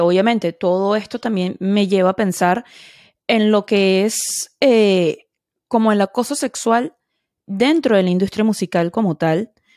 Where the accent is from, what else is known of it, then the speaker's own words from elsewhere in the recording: Venezuela; now in Edgewater, United States; como venezolana y soy inmigrante también